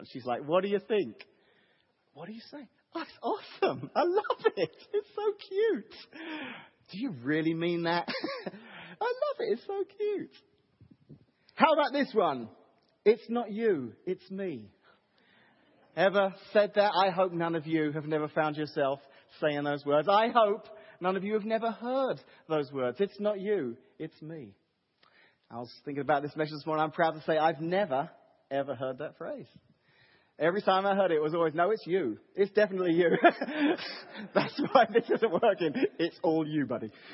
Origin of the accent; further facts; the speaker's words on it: England, United Kingdom; now in Washington, Illinois, United States; I'm English, so uh, living here in the wonderful United States of America